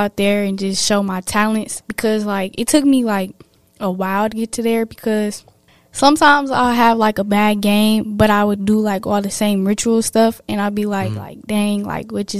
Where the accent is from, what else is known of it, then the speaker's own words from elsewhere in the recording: Milwaukee, Wisconsin, United States; I'm repping my hometown